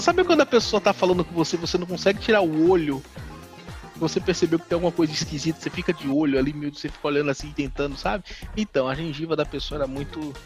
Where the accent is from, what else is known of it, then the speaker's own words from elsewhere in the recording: Northeast Region, Brazil; eu, eu sou nordestino